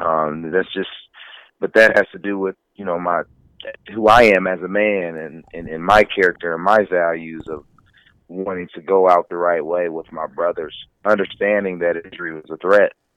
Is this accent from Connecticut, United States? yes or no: no; Indiana, United States; I'm from Indiana